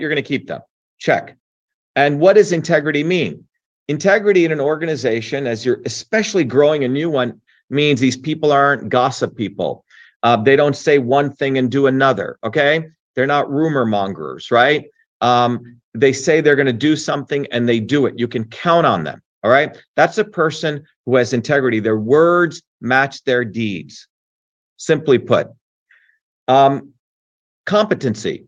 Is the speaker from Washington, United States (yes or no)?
no; New Jersey, United States; also born or lived in India; I grew up in New Jersey of everyday working people